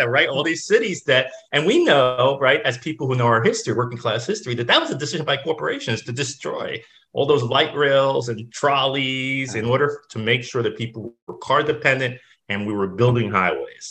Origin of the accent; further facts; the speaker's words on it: Jersey City, New Jersey, United States; I grew up in a working class neighborhood in Jersey City, an industrial city